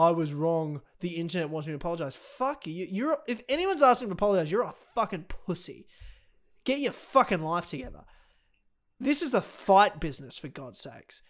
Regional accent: Australia; I'm fucking Australian

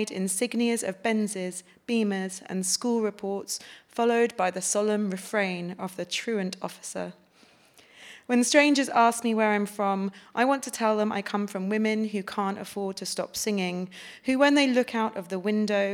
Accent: London, United Kingdom; my experiences of growing up in West London in social housing

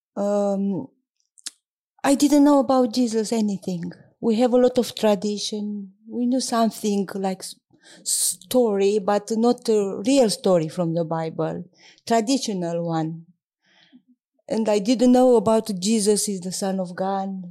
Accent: southeast Romania, Romania; English is a second language; moved away as an adult; also born or lived in Bucharest, Romania / Timisoara, Romania; now in United Kingdom; I grew up near Danube in the southeast of Romania. My childhood I spent there

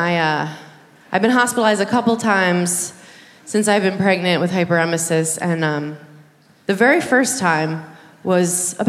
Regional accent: New York, United States; I'm from New York.

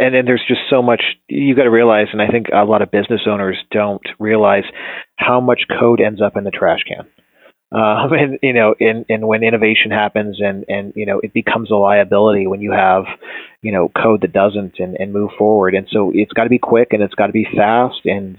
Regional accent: Colorado, United States; now in Phoenix, United States; No, I actually was originally from Colorado, but ironically enough, telecom divestiture of AT&T is what moved my family to Phoenix.

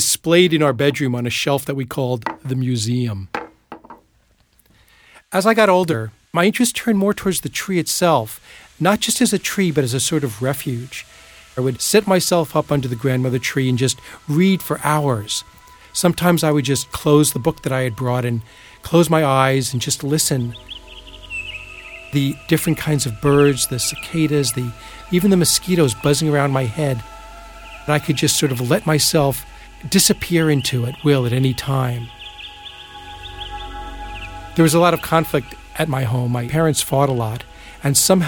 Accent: Plainview, New York, United States; born or raised there

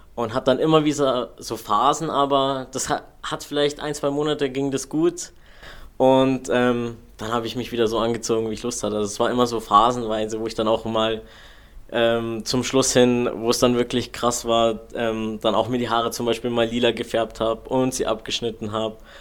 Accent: Allgäu, Germany; hier bei uns im Allgäu

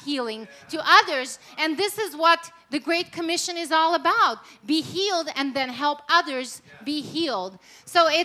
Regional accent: Russia; English is a second language; now in United States; I was born and raised in Russia, in the former Soviet Union

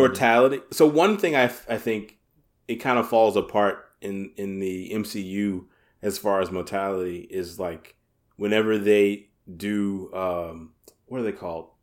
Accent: Southern Louisiana, United States; I grew up in Southern Louisiana

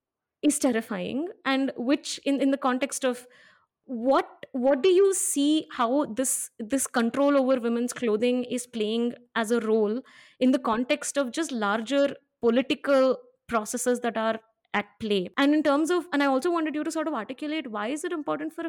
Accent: Hyderabad, Telangana, India; I grew up in Hyderabad

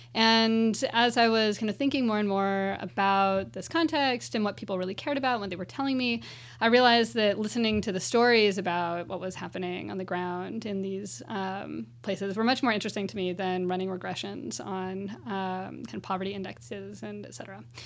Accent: California, United States; as a Californian

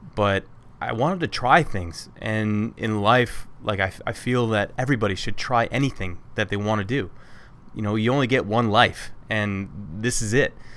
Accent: Toledo, Ohio, United States; also born or lived in Jacksonville, North Carolina; I grew up in Toledo

